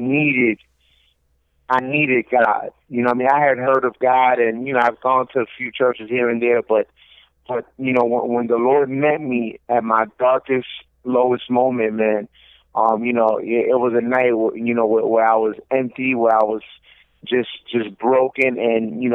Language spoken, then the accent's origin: English; New Jersey, United States; moved away as an adult; also born or lived in New York City, New York; now in Orlando, United States; I was born in New York City, Washington Heights, New York City, and raised in New Jersey. And I'm currently in Orlando, Florida